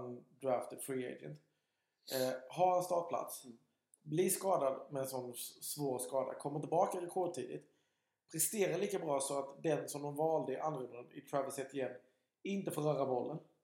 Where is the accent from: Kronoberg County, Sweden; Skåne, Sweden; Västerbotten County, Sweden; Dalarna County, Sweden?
Kronoberg County, Sweden; Alvesta; jag är inte från Sköldinge, jag är från Alvesta